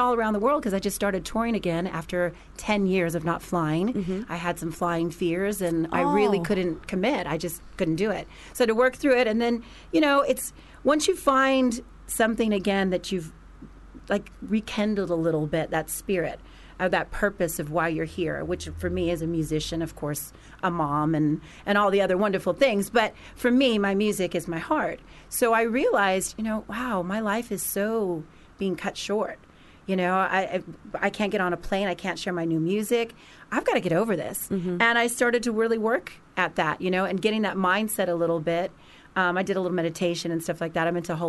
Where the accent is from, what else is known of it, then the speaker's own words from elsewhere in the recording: Los Angeles, California, United States; because I'm from Los Angeles, mm-hmm. you know, from America.